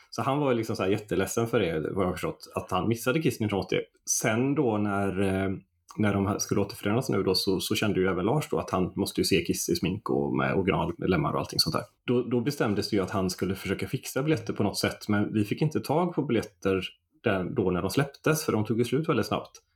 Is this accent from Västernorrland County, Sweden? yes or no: no; Stenkullen, Västra Götaland, Sweden; also born or lived in Floda; jag är uppväxt här i Floda, eller ja. Stenkullen då, och bor i Floda nu, utanför Göteborg